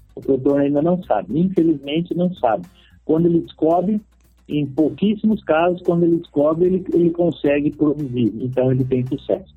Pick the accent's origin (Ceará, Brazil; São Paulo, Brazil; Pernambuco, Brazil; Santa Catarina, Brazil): São Paulo, Brazil; Botucatu; Foi um pequeno sítio na cidade de Botucatu, onde eu nasci.